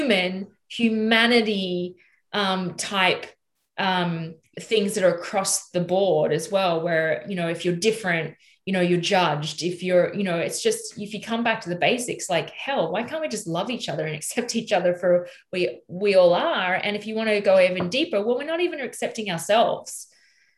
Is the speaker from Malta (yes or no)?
no; Australia; moved away as an adult; now in United States; we're very much an American influenced culture, Australia, mm-hmm. as well as British